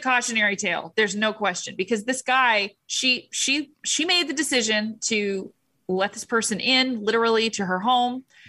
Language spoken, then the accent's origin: English; United States; I'm an American